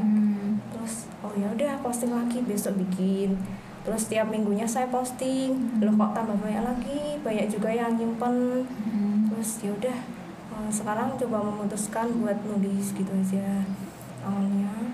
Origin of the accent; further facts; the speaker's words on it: Yogyakarta, Special Region of Yogyakarta, Indonesia; asal saya dari Jogja